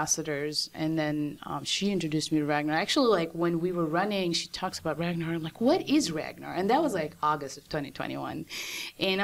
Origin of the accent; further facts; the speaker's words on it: Saudi Arabia; now in United States; I'm originally from Saudi Arabia, and I moved to the States back in 98